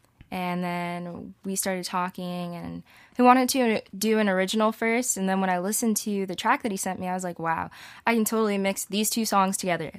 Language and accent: English; Huntsville, Alabama, United States; I'm from Huntsville.